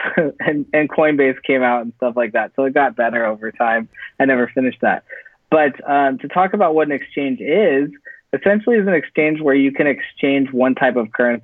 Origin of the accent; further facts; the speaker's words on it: Silicon Valley, California, United States; moved away as an adult; now in Los Angeles, United States; I'm actually from Silicon Valley. That's where I grew up